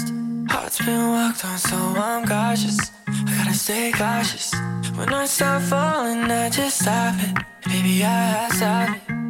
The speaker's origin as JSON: {"language": "Chinese", "region": "Henan", "country": "China", "moved": "as an adult", "lives_now": "Yibin, China", "said": "我是河南的嘛，也算是偏北一点的北方人。"}